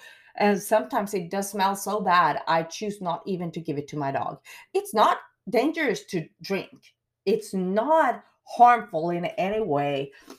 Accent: Sweden; English is a second language; now in Wills Point, United States; What I do miss is, like here in the town I live, Wills Point, growing up in Sweden, you are blessed and spoiled with tap water.

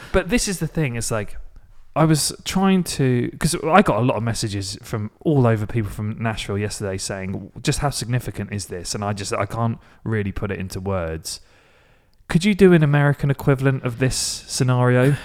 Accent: Maidstone, South East England, United Kingdom; my hometown is Maidstone

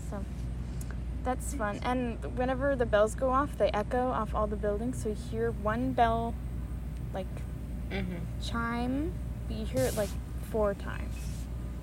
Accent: United States; I'm not Italian. I'm from America.

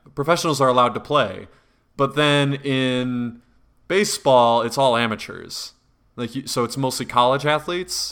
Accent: an hour from Madison, Wisconsin, United States; the closest one was Madison to my hometown

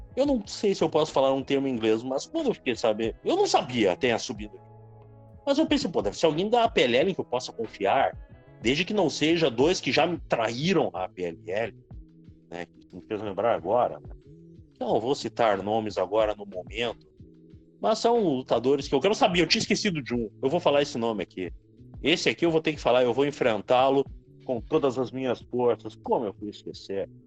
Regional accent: Rio Grande do Sul, Brazil; now in Sapucaia do Sul, Brazil; Mesmo eu sendo gaúcho, eu considero Curitiba meu segundo lar

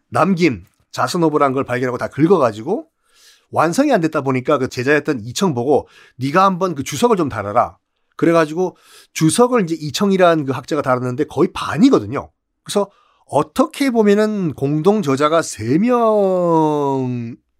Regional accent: Busan, South Korea; 고향은 부산이지만

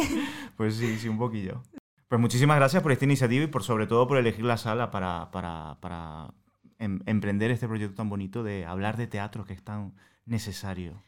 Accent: Venezuela; accent: Venezuelan; moved away as an adult; now in Madrid, Spain; yo soy venezolano, como ya eh, os habéis dado cuenta por el acento

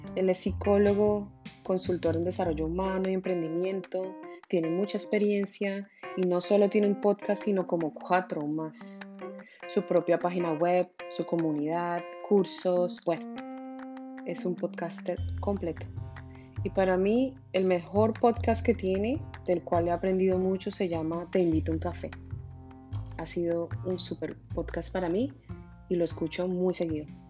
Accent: Bogotá, Colombia; moved away as an adult; now in Miami, United States; Nací en Bogotá, Colombia, aunque desde hace 14 años vivo en Miami, Florida

